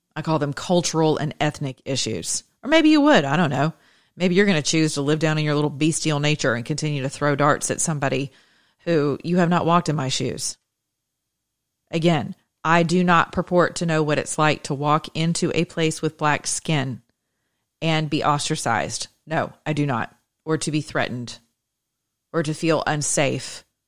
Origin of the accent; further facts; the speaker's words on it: the South, United States; I'm from the South.